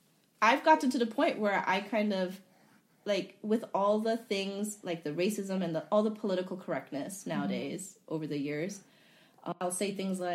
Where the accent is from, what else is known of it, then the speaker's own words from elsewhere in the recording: Hawaii, United States; I wasn't white or I wasn't Japanese. Because I grew up in Hawaii.